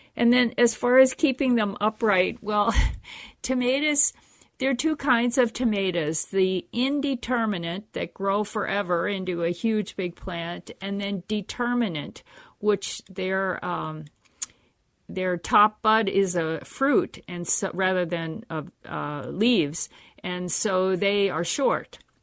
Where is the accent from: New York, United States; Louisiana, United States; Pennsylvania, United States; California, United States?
Pennsylvania, United States; now in Minnesota, United States; I grew up in the East Coast in Pennsylvania, and it was fine there